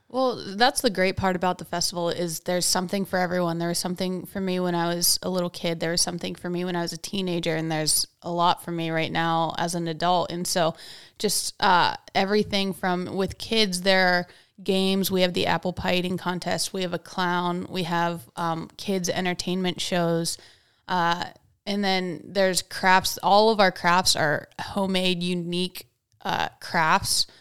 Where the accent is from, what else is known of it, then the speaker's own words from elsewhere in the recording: Hickory, Pennsylvania, United States; also born or lived in Wake Forest; I grew up here in Hickory